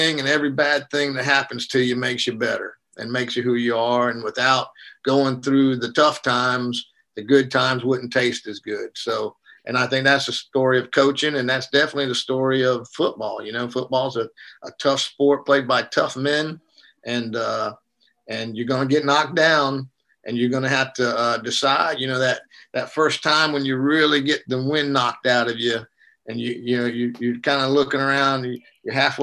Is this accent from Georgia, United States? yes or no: yes; South Georgia, United States; now in North Carolina, United States; I was raised in South Georgia